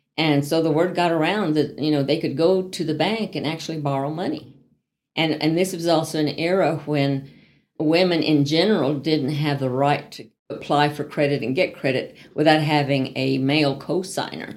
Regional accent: El Paso, Texas, United States; moved away as an adult; also born or lived in Van Horn, Texas / Dallas, Texas; now in Amarillo, United States; I grew up in El Paso and in Van Horn, Texas

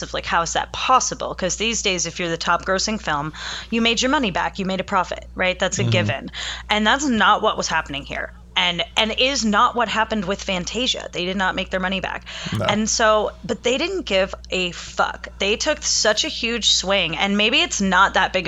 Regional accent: East Coast, United States; I grew up on the East Coast

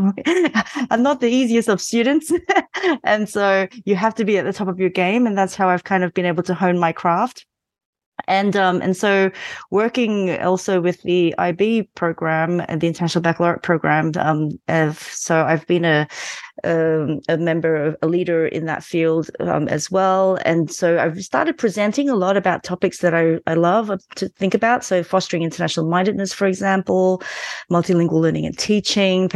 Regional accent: Australia; also born or lived in Malaysia; now in Berlin, Germany; I was born in Malaysia and moved to Australia when I was 9.

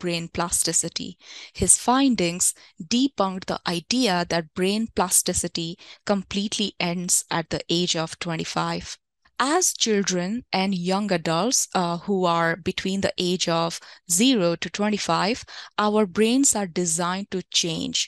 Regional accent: India; When I was growing up in India

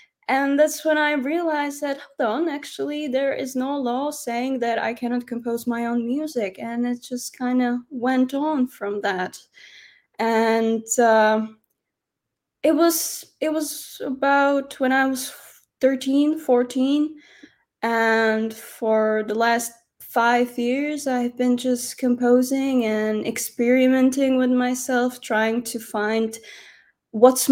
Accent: Medzilaborce, Prešov Region, Slovakia; moved away as an adult; also born or lived in Humenné, Slovakia; now in Switzerland; we moved to even a tinier town. It's called Medzilaborce, and I grew up there.

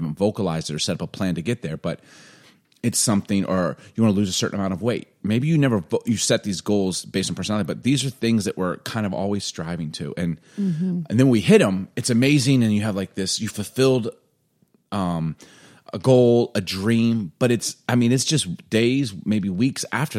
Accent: Chicago, Illinois, United States; now in Seattle, United States; I mean, I know what to do. I'm from

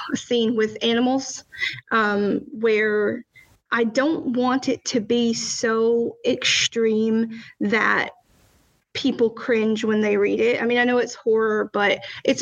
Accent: Alabama, United States; now in New Jersey, United States; growing up in Alabama

